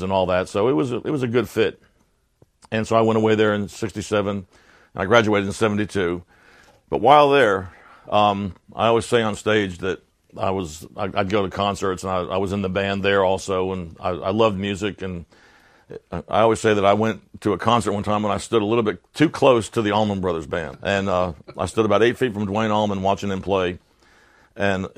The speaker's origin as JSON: {"language": "English", "town": "Keansburg", "region": "New Jersey", "country": "United States", "tie": "born or raised there", "said": "growing up in Keansburg"}